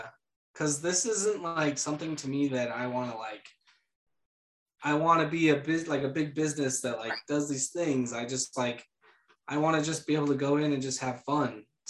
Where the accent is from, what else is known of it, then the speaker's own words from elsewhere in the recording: Idaho, United States; I'm from Idaho, aren't I? Dang it.